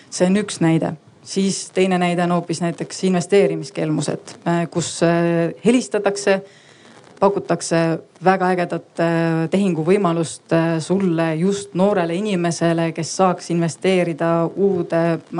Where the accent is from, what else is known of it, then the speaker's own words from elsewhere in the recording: South Estonia, Estonia; lõunaeestlasena ma väga kiidan sellist vastust